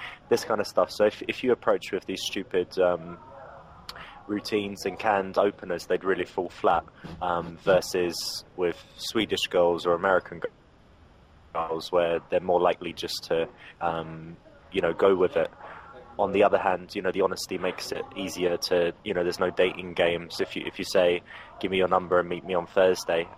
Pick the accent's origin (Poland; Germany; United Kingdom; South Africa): United Kingdom; England; accent: English; I'm English.